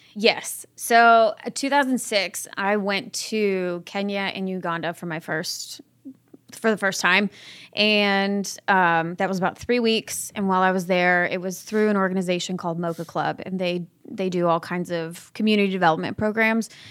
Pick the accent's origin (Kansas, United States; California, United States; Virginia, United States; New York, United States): California, United States; Orange County, Southern; I'm originally from Southern California, Orange County. I was raised by my father